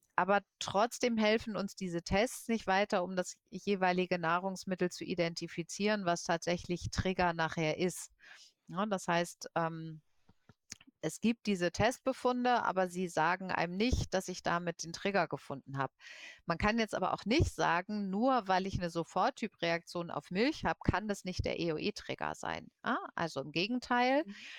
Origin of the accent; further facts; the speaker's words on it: Germany; bei uns in Deutschland